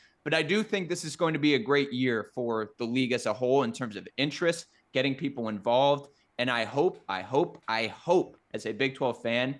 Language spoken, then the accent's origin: English; Midwest, United States; as a Midwesterner.